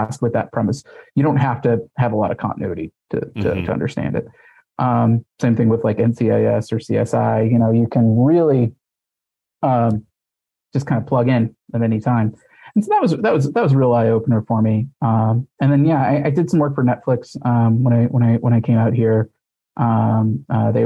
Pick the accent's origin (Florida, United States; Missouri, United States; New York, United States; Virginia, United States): Missouri, United States; I grew up in Missouri.